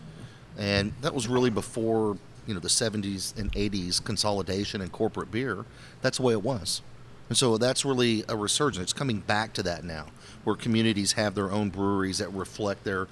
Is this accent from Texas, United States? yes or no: yes; Houston, Texas, United States; I opened a brewery in my hometown.